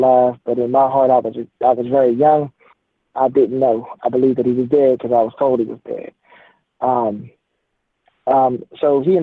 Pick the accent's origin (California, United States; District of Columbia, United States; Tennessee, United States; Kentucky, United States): District of Columbia, United States; Washington; I was born in Southeast D.C.